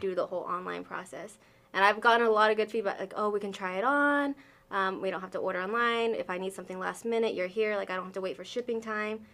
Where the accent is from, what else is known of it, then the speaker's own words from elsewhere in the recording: Arkansas, United States; also born or lived in Wyoming; I grew up here. Uh, I was moved here when I was six months old